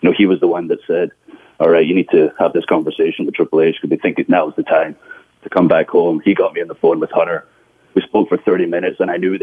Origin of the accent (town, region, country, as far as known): Scotland, United Kingdom; moved away as an adult; now in United States